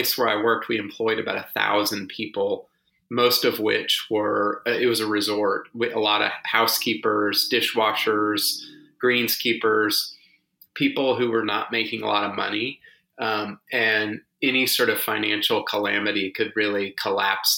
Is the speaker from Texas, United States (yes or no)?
yes; Houston, Texas, United States; now in Austin, United States; I grew up in Houston on the banks of the Buffalo Bayou